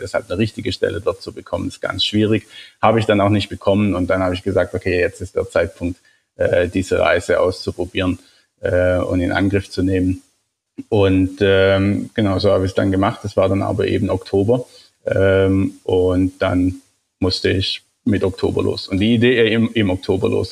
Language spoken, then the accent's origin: German; Germany; als, als Deutscher